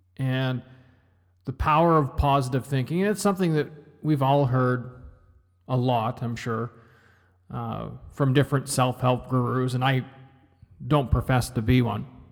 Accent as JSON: {"language": "English", "country": "Canada", "said": "I'm Canadian."}